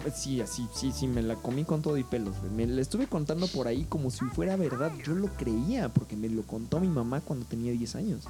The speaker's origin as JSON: {"language": "Spanish", "country": "Mexico", "said": "yo soy más mexicano que los nopales"}